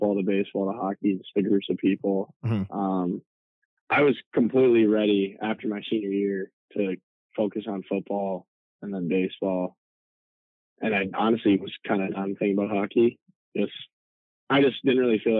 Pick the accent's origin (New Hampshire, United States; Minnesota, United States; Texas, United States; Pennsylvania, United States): Minnesota, United States; St. Louis Park; moved away; growing up in St. Louis Park was pretty special